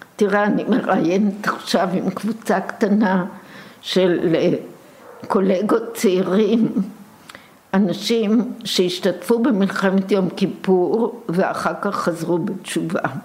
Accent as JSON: {"language": "Hebrew", "town": "Tel Aviv", "region": "Tel Aviv District", "country": "Israel", "tie": "born or raised there", "said": "אני נולדתי ממש בהתחלה, בשלבים הראשונים ביותר של מלחמת העולם השנייה, פה בארץ, בתל אביב"}